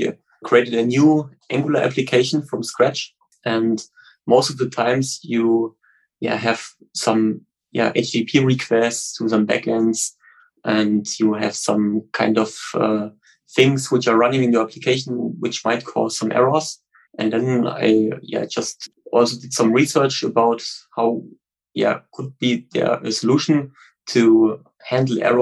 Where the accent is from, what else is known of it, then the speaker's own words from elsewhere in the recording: Stuttgart, Baden-Württemberg, Germany; I'm from Stuttgart in Germany